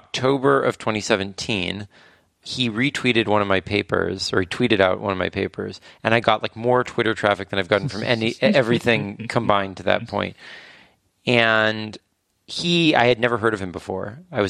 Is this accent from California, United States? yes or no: yes; California, United States; Yeah, well, I grew up in California.